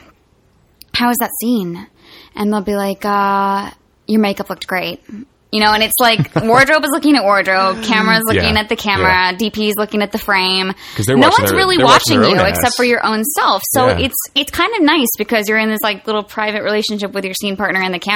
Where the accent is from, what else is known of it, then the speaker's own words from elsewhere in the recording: Roanoke, Virginia, United States; I'm from Roanoke, Virginia